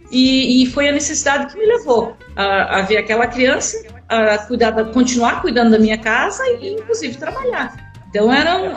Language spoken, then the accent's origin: Portuguese; Luzerna, Santa Catarina, Brazil; also born or lived in Joaçaba